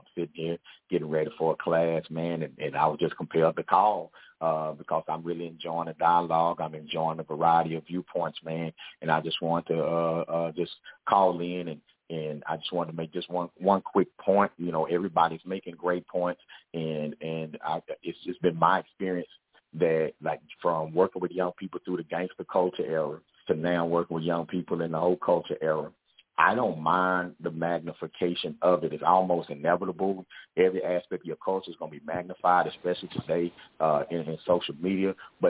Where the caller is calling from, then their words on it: Fort Worth, Texas, United States; I'm calling from Fort Worth, Texas. So I'm at home this weekend.